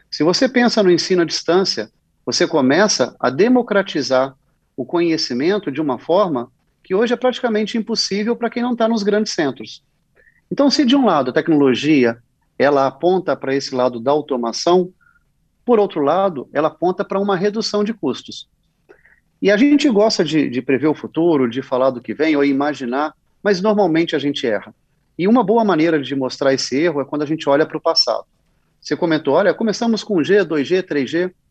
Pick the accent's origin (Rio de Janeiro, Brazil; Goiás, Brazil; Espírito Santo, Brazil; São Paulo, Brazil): Espírito Santo, Brazil; Vitória; Sou capixaba, nasci em Vitória e sempre que posso volto para a terra com muito orgulho